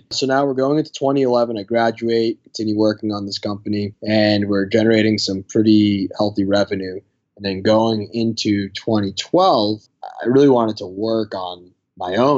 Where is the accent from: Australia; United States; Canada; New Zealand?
United States; Malden, Massachusetts; also born or lived in Sicily, Italy; so I grew up in Massachusetts my whole life, went to high school in Malden, that town.